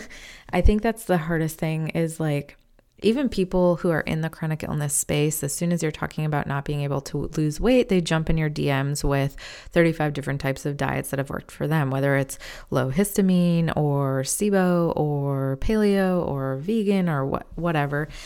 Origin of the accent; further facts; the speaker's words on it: Midwest, United States; moved away as an adult; also born or lived in Chicago; now in North Carolina, United States; I am from the Midwest, but we moved to North Carolina back in August of twenty twenty